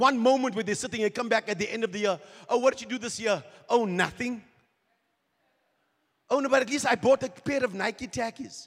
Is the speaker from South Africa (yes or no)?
yes; South Africa; We're from South Africa. We're Kingdom Life Embassy